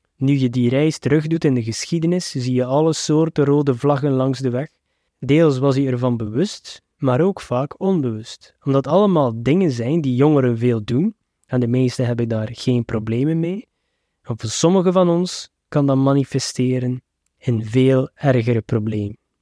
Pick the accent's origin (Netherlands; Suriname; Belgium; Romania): Belgium; als Westerling en zeker als Belg